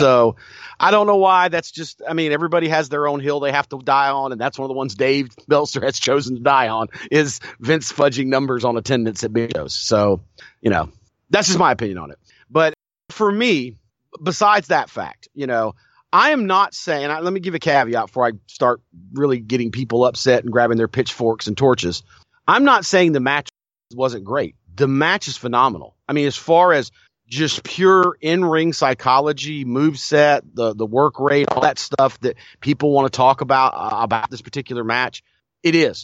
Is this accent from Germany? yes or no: no; Crockett territory, the South, United States; growing up in the Crockett territory